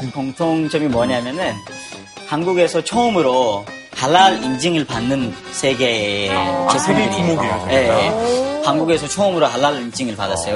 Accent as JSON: {"language": "Korean", "country": "Pakistan", "second_language": "Korean", "moved": "as an adult", "lives_now": "South Korea", "said": "파키스탄에서 온"}